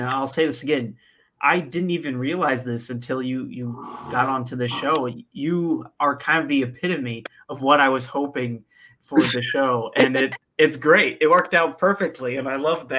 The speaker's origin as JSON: {"language": "English", "region": "central Illinois", "country": "United States", "tie": "born or raised there", "said": "I'm from dead center of Illinois. Smack dab in the middle."}